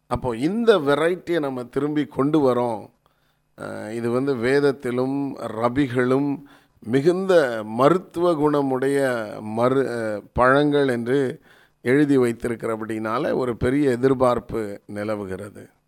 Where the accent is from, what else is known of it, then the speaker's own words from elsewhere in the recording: Chennai, Tamil Nadu, India; நான் இங்கே சென்னையில் பிறந்து வளர்ந்து இப்போ சென்னையில் இருந்தால் பேசிக்கிட்டு இருக்கிறேன்